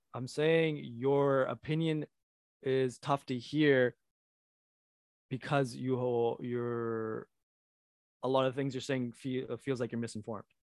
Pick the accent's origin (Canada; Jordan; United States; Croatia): Canada; I'm Canadian